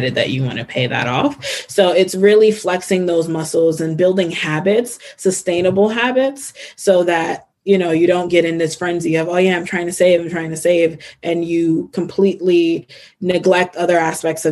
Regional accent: Newark, New Jersey, United States; I grew up in Newark, New Jersey.

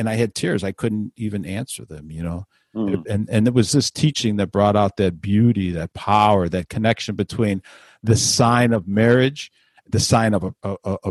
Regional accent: Chicago, Illinois, United States; when I was a young boy growing up in Chicago

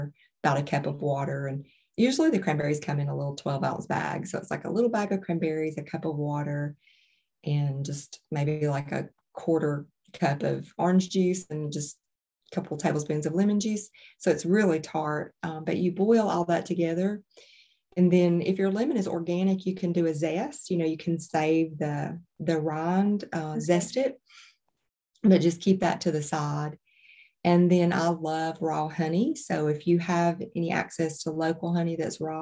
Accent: Alabama, United States; I'm from Alabama originally

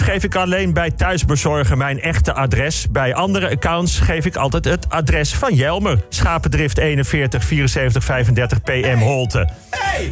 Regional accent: Bussum, North Holland, Netherlands; ik kom uit de sloppenwijken van Bussum

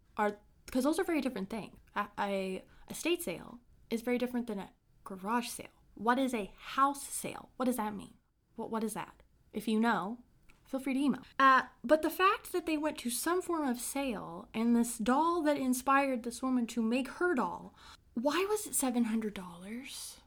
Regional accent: Brown County, Indiana, United States; I grew up in a small town in Indiana called Brown County.

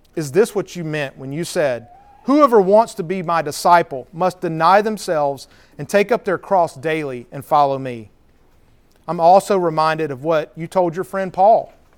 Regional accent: Cedartown, Georgia, United States; also born or lived in Marietta; I was hoping to open a restaurant in Cedar Town, my hometown

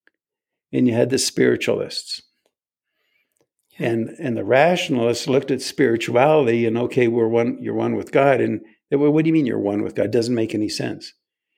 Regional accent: United States; I was born in America.

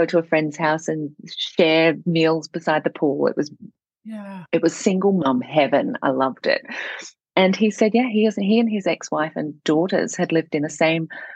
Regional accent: Singapore; moved away; also born or lived in Amsterdam, Netherlands; I'm from Singapore

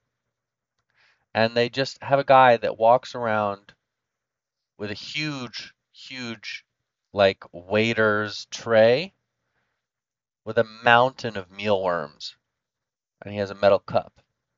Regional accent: United States; As an American

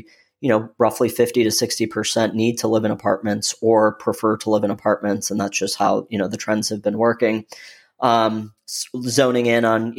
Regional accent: Michigan, United States; now in Austin, United States; Originally, I'm from Michigan, born and raised there, you know, now living in beautiful Austin, Texas.

